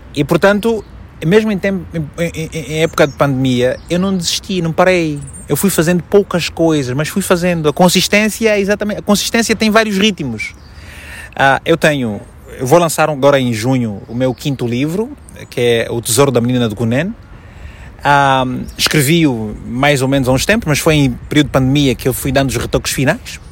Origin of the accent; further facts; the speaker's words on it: Malanje, Angola; moved away as an adult; also born or lived in Luanda; now in Portugal; eu nasci em Malange há 38 anos